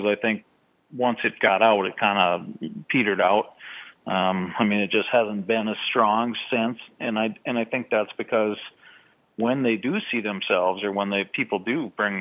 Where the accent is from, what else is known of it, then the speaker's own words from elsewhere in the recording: Midwest, United States; where I grew up here in the Midwest